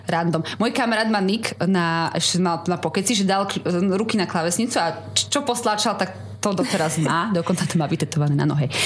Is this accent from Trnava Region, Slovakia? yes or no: yes; Trnava, Trnava Region, Slovakia; ja som z Trnavy. Zo Zelenča.